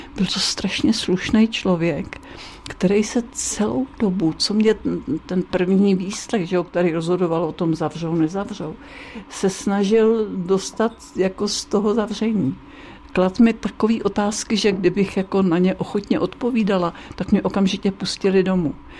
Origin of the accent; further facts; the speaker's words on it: Dobříš, Central Bohemian Region, Czechia; bydlela jsem na zámku na Dobříši a jezdila jsem do Příbramy, do školy